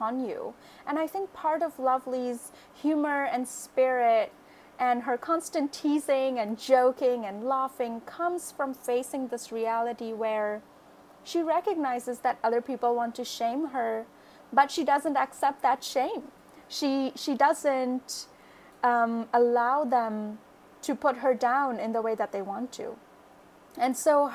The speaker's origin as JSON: {"language": "English", "town": "Kolkata", "region": "West Bengal", "country": "India", "tie": "born or raised there", "moved": "as an adult", "lives_now": "United States", "said": "I grew up in Kolkata, which is a really big city in India"}